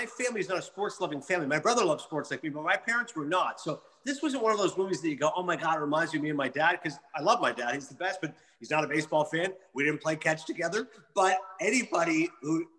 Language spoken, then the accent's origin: English; Kingston, Ontario, Canada; moved away as an adult; also born or lived in Connecticut; now in Ho-Ho-Kus, United States; I grew up in Kingston, which is between Toronto and Montreal. So since I was in Ontario, the province